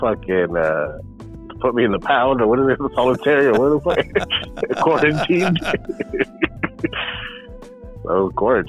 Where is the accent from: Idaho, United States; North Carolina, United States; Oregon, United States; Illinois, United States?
Oregon, United States; I was born in Oregon.